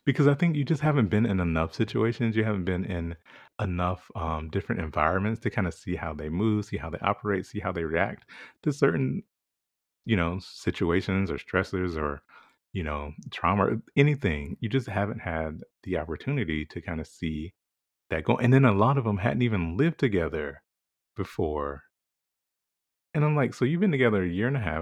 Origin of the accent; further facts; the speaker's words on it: South Carolina, United States; growing up in South Carolina